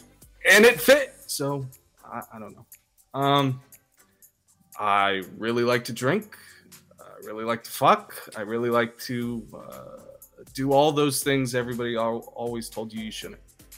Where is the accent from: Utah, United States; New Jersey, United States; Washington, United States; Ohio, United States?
Washington, United States; Seattle; I grew up in Seattle. I had really weird, rich, white parents.